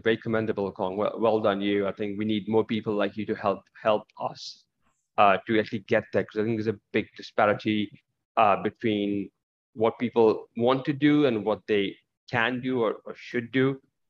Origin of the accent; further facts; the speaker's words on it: India; also born or lived in Middle East; I was brought up in the Middle East and some parts of it in India.